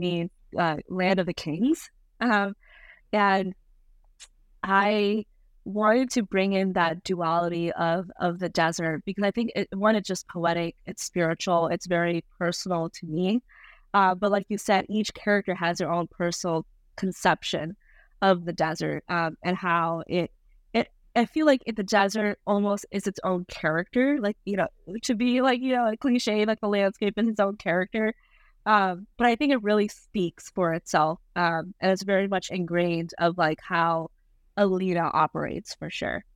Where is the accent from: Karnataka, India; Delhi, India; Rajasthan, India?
Rajasthan, India; I was born in Rajasthan, India